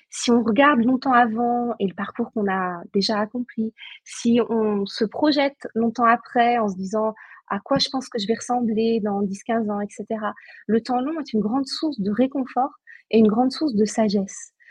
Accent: Brittany, France; moi, j'ai grandi en Bretagne, donc j'ai grandi avec les mégalithes

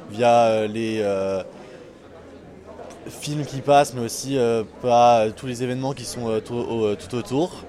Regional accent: Toulouse, Occitania, France; moi, je suis de Toulouse, euh, je suis étudiant et honnêtement, euh, je trouve que personne ne connaît Groland, même à Toulouse

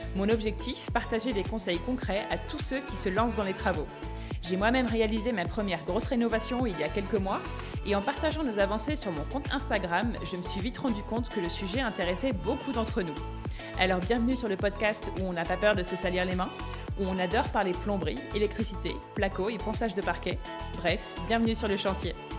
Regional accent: Charente, Nouvelle-Aquitaine, France; moved away; also born or lived in Nantes; Je suis de Charente.

